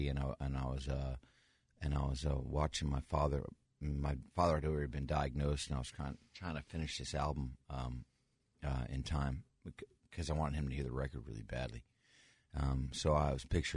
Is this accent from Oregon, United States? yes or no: no; Catskill Mountains, New York, United States; I'm from the Catskill Mountains